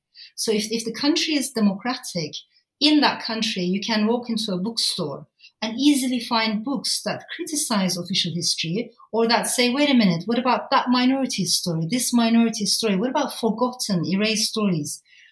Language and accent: English; Strasbourg, Grand Est, France; I was born in France, in Strasbourg. And the first house that I grew up in was very different. It was full of immigrants, you know, liberal students, talking about revolution, social change, social justice.